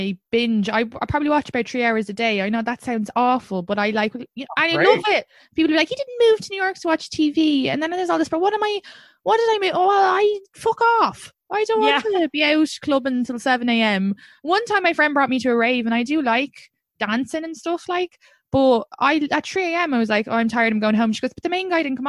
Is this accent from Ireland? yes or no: yes; Ireland; moved away; I'm from Ireland?